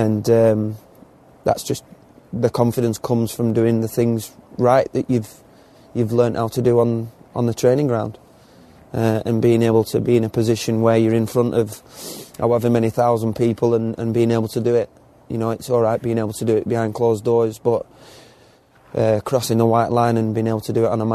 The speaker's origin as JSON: {"language": "English", "region": "England", "country": "United Kingdom", "said": "being English"}